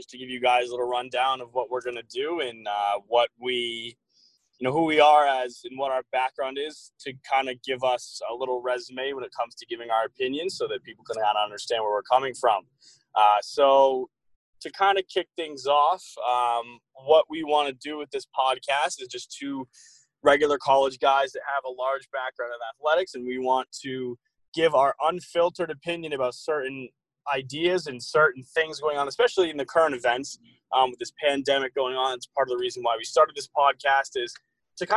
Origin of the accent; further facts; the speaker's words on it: Wayland, Massachusetts, United States; also born or lived in Nashua, New Hampshire; I attended Wayland High School in Wayland, Massachusetts, which is about a half hour outside of Boston